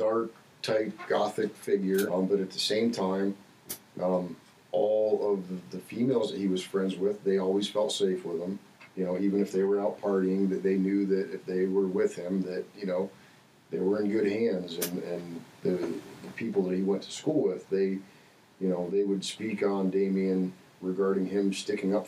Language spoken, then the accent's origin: English; Corry, Pennsylvania, United States; moved away as an adult; I was born and raised in Cory, Pennsylvania